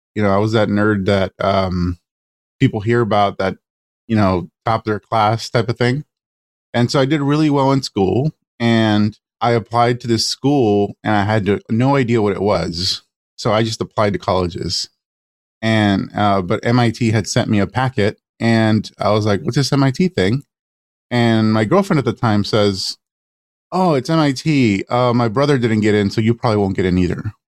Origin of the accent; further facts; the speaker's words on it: Los Angeles, California, United States; I, I grew up in East LA to an immigrant family, Mexican family